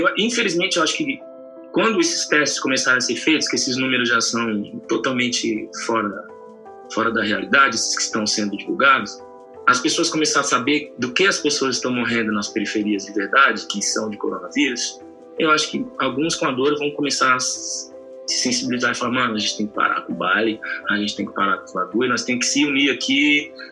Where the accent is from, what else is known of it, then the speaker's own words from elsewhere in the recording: Brazil; no Jardim Poranga, onde eu nasci e cresci